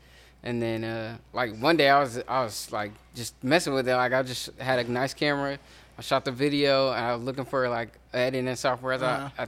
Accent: Berkeley, California, United States; I'm basically from Berkeley.

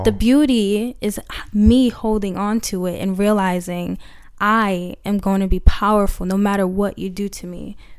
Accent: United States; Even throughout those trials and tribulations of me growing up in America and finding beauty in myself

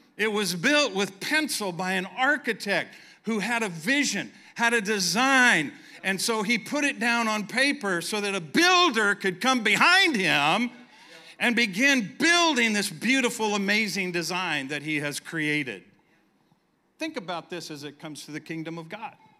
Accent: San Diego, California, United States; moved away; we were in San Diego, California, my hometown.

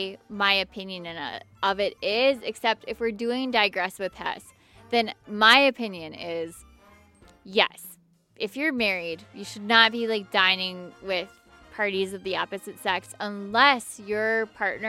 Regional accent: Edina, Minnesota, United States; I'm from Edina

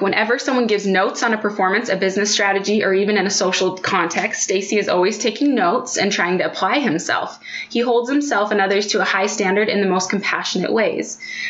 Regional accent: Texas, United States; He'll joke it's some form of Texan hospitality that's been instilled in him, but I grew up in Texas too

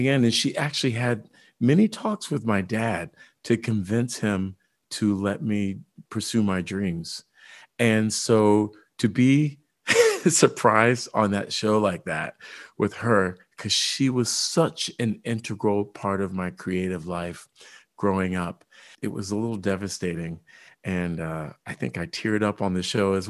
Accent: Indiana, United States; I grew up in Indiana and we were in white suburbia

